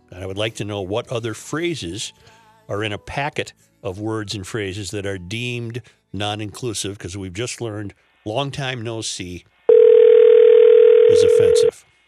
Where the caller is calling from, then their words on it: Saint Paul, Minnesota, United States; I'm calling from Saint Paul, Minnesota